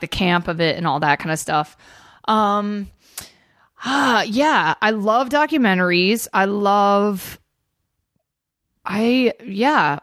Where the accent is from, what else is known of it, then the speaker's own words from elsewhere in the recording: Atlanta, Georgia, United States; moved away; I grew up in Georgia.